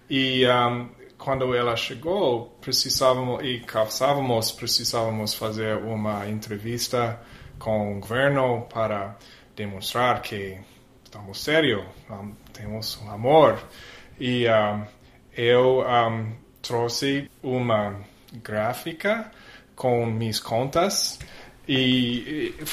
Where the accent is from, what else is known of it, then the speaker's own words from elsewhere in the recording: Texas, United States; Portuguese is a second language; moved away; eu nasci no Texas e um, comecei aprendendo espanhol quando eu tinha 11 anos.